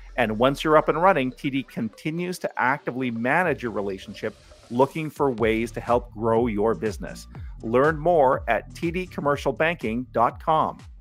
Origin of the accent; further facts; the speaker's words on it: Ottawa, Ontario, Canada; I grew up in Blackburn Hamlet